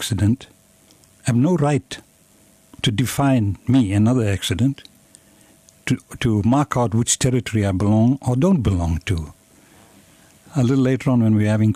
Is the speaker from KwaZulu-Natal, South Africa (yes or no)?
yes; Durban, KwaZulu-Natal, South Africa; now in Cape Town, South Africa; I was born in South Africa.